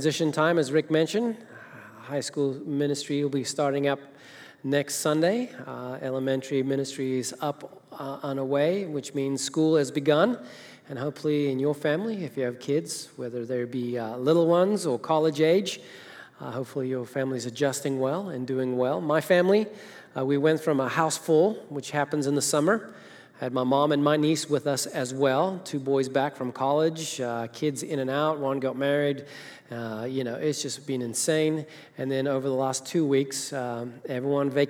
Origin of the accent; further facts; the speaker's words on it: Zimbabwe; moved away; Zimbabwe, Africa, that's where I'm from.